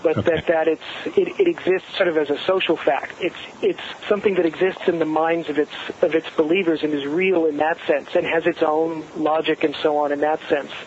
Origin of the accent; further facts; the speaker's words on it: Southern California, United States; I grew up in Southern California